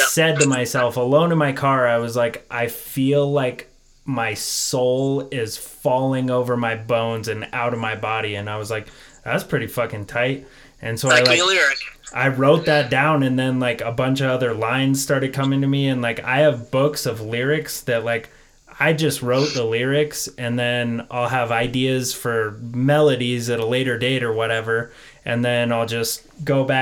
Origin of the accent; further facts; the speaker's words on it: Denver, Colorado, United States; I live just south of Denver